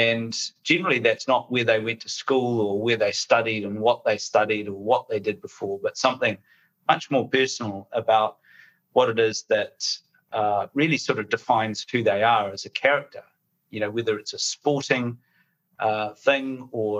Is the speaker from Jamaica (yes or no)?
no; New Zealand; moved away as an adult; now in United Kingdom; You can probably tell from my accent, I'm a New Zealander